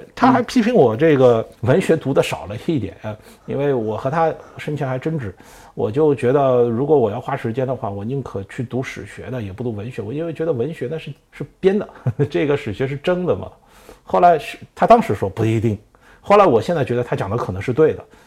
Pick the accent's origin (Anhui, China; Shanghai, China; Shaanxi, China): Shanghai, China; 虽然我是个上海人